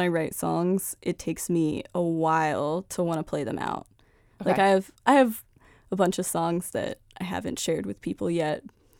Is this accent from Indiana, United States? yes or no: no; Staunton, Virginia, United States; I'm from Stanton, Virginia.